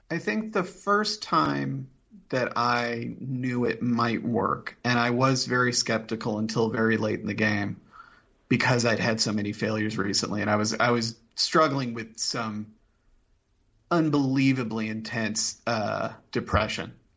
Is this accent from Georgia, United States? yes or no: no; Indianapolis, Indiana, United States; I grew up in Indianapolis